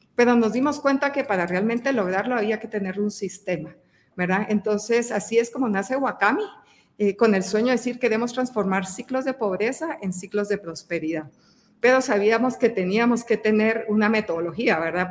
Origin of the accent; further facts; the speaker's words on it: Guatemala; soy eh, guatemalteca